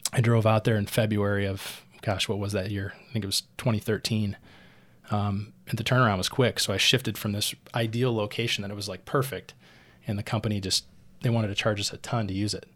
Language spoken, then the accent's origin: English; Rockford, Illinois, United States; moved away; also born or lived in Queens, New York; having lived in Queens, New York for nearly eleven years, to come back and have a different lens to, to look, you know, at Rockford, my hometown